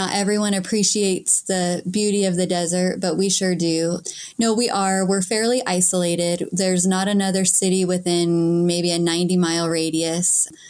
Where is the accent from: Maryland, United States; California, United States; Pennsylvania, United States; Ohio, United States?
California, United States; Ridgecrest; I grew up mostly here in Ridgecrest